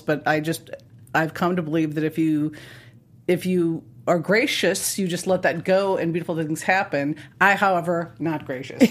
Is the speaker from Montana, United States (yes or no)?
yes; Montana, United States; I grew up in Montana, and we lived in a ranch in a town